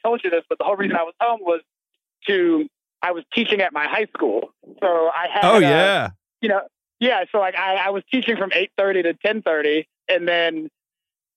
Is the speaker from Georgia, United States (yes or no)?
yes; Atlanta, Georgia, United States; moved away as an adult; my, you know, first 18 years growing up in Atlanta